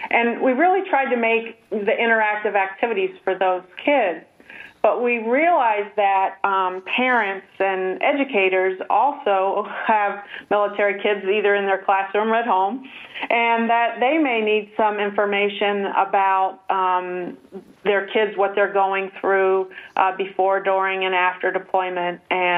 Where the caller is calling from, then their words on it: Washington, United States; No, we're on the West Coast. I'm at Joint Base Lewis-McChord.